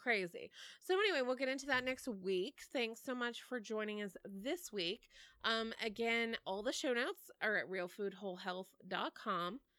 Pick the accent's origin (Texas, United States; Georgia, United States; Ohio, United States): Texas, United States; moved away; I'm from Texas originally